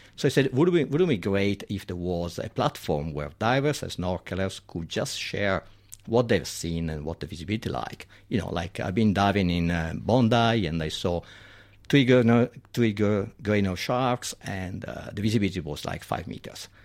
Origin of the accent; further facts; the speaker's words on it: Milan, Lombardy, Italy; accent: Italian; English is a second language; moved away as an adult; now in Sydney, Australia; I'm from Milan, so it's far away.